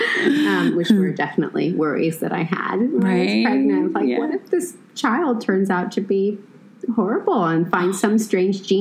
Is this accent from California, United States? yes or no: yes; Los Angeles, California, United States; moved away as an adult; also born or lived in United Kingdom; now in Israel; I grew up in Los Angeles